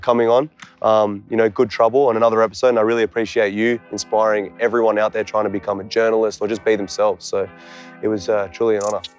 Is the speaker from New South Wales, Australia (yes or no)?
no; Canberra, Australian Capital Territory, Australia; I came from Canberra, Australia.